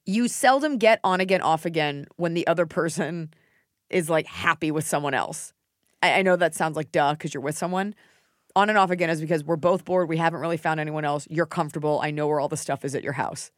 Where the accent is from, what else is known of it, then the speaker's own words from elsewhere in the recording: United States; I love being an American